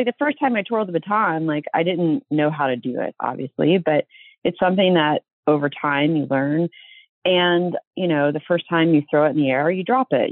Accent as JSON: {"language": "English", "region": "Virginia", "country": "United States", "tie": "born or raised there", "moved": "yes", "lives_now": "California, United States", "said": "I was raised in Virginia"}